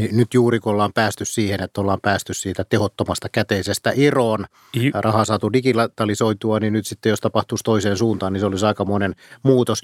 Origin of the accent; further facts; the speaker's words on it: Pori, Satakunta, Finland; mä olen Porista kotoisin